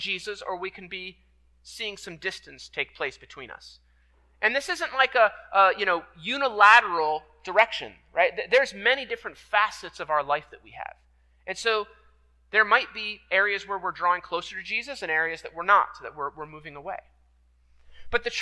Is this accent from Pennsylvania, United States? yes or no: yes; York, Pennsylvania, United States; moved away; I grew up in York, PA